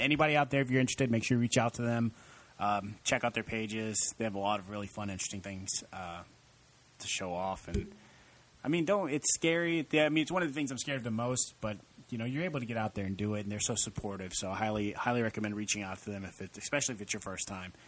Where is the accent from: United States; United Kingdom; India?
United States; El Campo, Texas; I grew up in El Campo